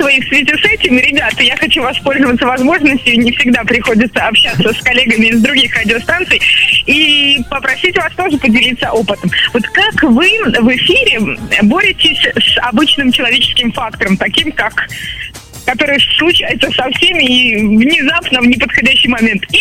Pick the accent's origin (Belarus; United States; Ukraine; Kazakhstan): Belarus; Самое большое пожелание для братьев россиян. Запомните, пожалуйста, что наша страна называется Беларусь. Она очень гостеприимная.